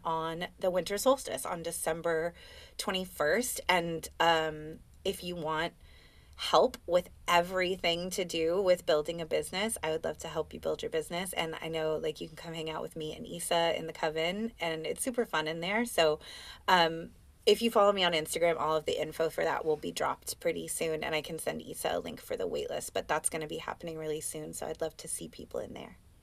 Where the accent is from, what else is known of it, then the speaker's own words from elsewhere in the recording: Oakland, California, United States; I'm from Oakland.